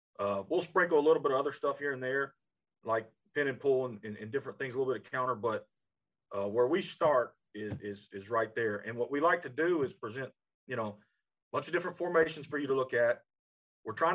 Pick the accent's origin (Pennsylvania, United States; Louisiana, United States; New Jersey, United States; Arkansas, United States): Louisiana, United States; Sulphur; moved away as an adult; now in Orange, Texas, United States; I'm actually from Sulphur, Louisiana, is where I was born and raised